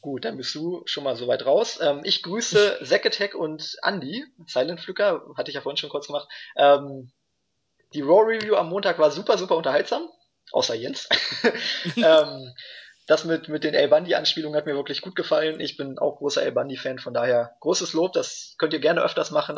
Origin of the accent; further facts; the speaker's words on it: Germany; bei uns in Deutschland